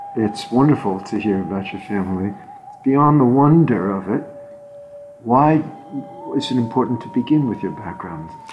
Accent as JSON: {"language": "English", "town": "New York City", "region": "New York", "country": "United States", "tie": "born or raised there", "also_born_or_lived": "Odessa, Ukraine (ancestry)", "lives_now": "Hudson River Valley, United States", "said": "My family originally came from Odessa, the Ukraine. I was born in the East Coast, born in Manhattan, and have spent the last several years in the Hudson River Valley."}